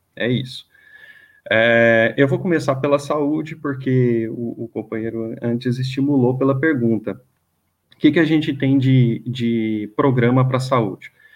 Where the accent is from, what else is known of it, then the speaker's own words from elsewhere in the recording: Goiânia, Goiás, Brazil; moved away as an adult; now in São Paulo, Brazil; eu não sou daqui de São Paulo, eu sou de Goiânia, eu vim aqui já para cá já tem 10 anos